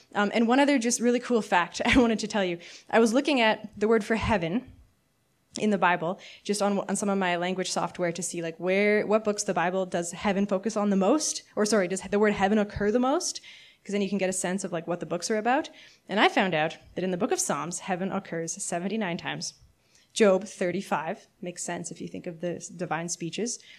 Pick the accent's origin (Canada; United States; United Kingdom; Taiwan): Canada; As a Canadian my whole life, like, fifth generation